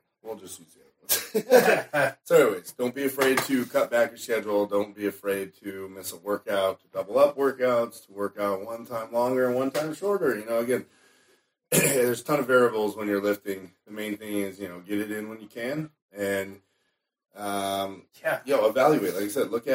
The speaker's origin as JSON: {"language": "English", "town": "Chicago", "region": "Illinois", "country": "United States", "said": "I'm from Chicago."}